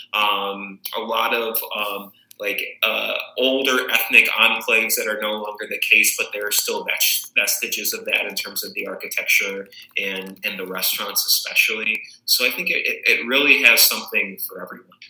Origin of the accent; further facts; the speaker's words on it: Tucson, Arizona, United States; moved away as an adult; also born or lived in Chicago area; now in Chicago, United States; I was born and raised in Tucson, Arizona, the southern part of that state